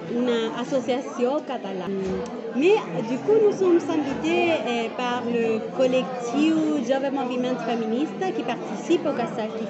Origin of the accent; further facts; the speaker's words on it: Chile; French is a second language; moved away as an adult; now in Perpignan, France; ici, dans mon pays natal, Chili